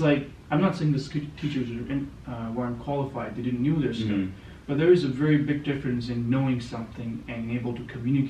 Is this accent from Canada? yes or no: yes; Canada; being a Canadian, it gives you an access to a lot of countries without a visa to travel.